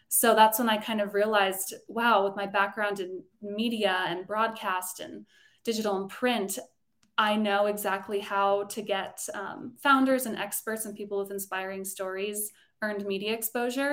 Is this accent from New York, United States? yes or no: no; Colorado, United States; moved away; also born or lived in Los Angeles; I grew up in Colorado